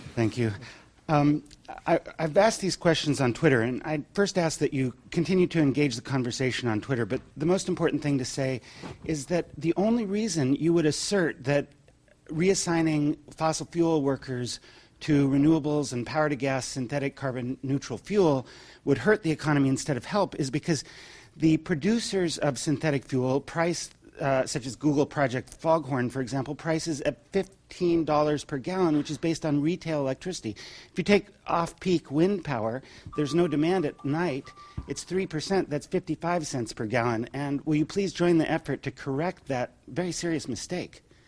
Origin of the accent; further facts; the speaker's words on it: India; moved away; I'm from India.